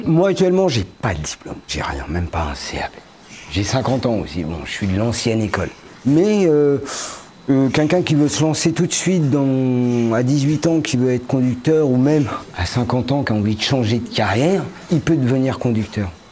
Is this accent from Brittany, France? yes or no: no; Paris region, Île-de-France, France; moved away as an adult; now in Morbihan, France; je suis de la région parisienne à la base et je suis arrivé dans la région du Morbihan